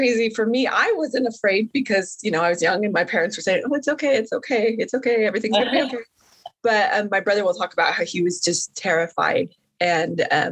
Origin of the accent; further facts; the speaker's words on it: Montana, United States; also born or lived in New England; now in Utah, United States; I grew up in Montana